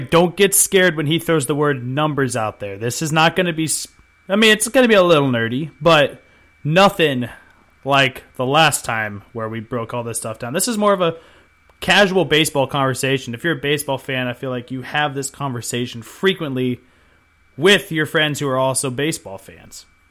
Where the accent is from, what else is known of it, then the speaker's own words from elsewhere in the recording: Chico, California, United States; moved away; also born or lived in Salt Lake City, Utah; I am back in my hometown of Chico, California